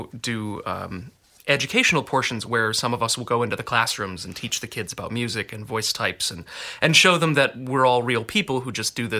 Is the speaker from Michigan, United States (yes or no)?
yes; Michigan, United States; moved away as an adult; also born or lived in Pittsburgh, Pennsylvania; now in Portland, United States; I've seen more of Oregon than I have of Michigan, my home state